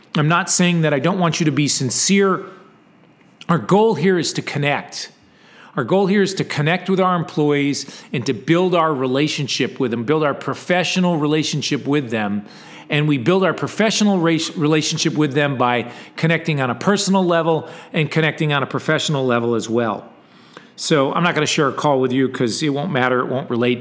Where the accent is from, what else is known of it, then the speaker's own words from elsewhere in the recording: Texas, United States; I'm from Texas